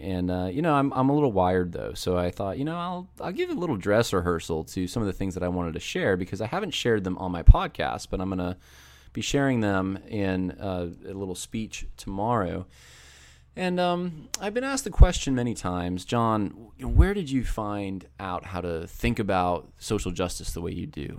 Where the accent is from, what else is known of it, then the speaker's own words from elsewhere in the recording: Northeast, United States; I was raised in the Northeast where Uh, it's pretty secular